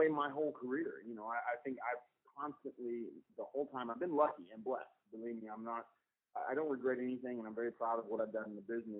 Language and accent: English; small town near Bryan College Station, Texas, United States; also born or lived in Austin, Texas / Dallas, Texas; I'm originally from Texas, grew up in a little small town called Kern, Texas, near Bryan College Station, started wrestling out of Austin, Texas, you know, and then I moved to Dallas like in 2002